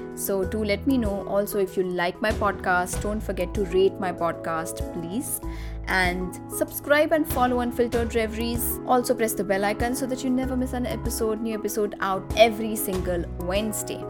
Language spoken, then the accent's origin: English; Nagpur, Maharashtra, India; my father built his dream house in my hometown in Nagpur